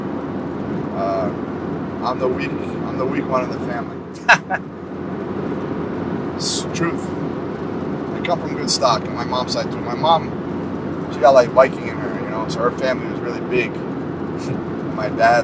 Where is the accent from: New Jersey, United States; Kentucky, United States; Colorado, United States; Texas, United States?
New Jersey, United States; Bayville; also born or lived in New Brunswick, New Jersey; Bayville, New Jersey. I was born in New Brunswick, New Jersey